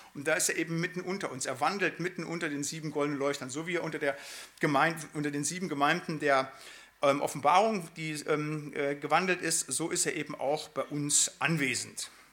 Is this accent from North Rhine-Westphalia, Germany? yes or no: yes; Siegerland, North Rhine-Westphalia, Germany; now in Bremen, Germany; also ich komme ja aus dem Siegerland